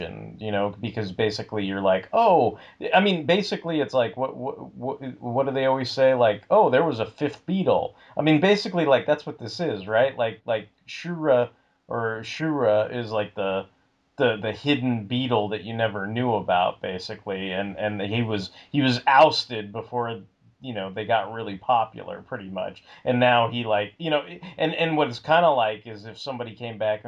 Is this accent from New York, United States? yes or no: yes; New York, United States; I was born in Brooklyn